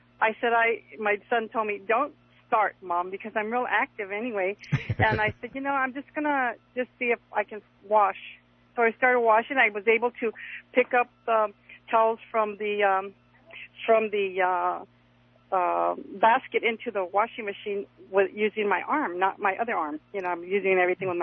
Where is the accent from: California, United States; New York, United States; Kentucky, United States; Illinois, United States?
California, United States; Los Angeles; I'm from Los Angeles